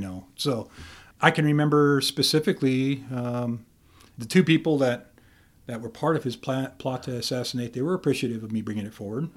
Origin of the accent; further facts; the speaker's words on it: Camas County, Idaho, United States; I'm from Camas County, uh-huh. and right there at E Block